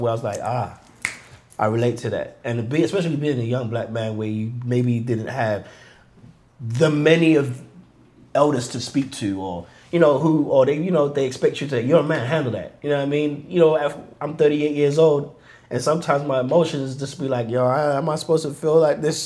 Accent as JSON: {"language": "English", "region": "London", "country": "United Kingdom", "tie": "born or raised there", "moved": "yes", "lives_now": "United States", "said": "being Nigerian and where, where we and being born in London"}